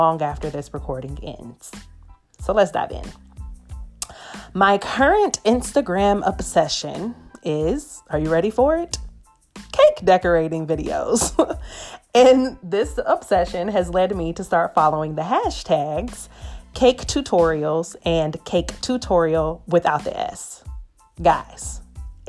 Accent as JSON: {"language": "English", "town": "Atlanta", "region": "Georgia", "country": "United States", "accent": "Southern", "moved": "yes", "lives_now": "Los Angeles, United States", "said": "LA is where I reside, Atlanta, GA will always be home and is the source of my Southern accent"}